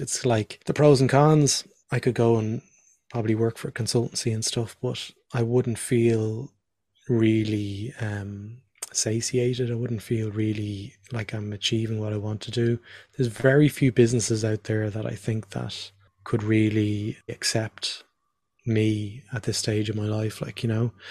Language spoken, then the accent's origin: English; Dublin, Leinster, Ireland; born or raised there; moved away as an adult; also born or lived in Northern Ireland / Australia